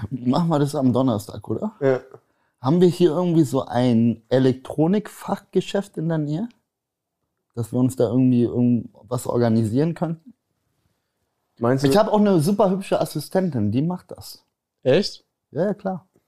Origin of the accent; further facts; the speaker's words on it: Poland; Weil bei uns, guck mal, ich, ich bin ja Pole, ich weiß nicht, ob das viele wissen.